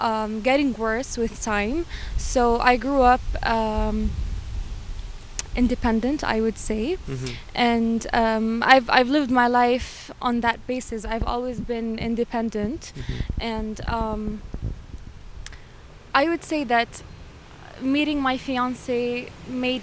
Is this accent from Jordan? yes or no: yes; Jordan; moved away as an adult; In my country, I'm originally from Jordan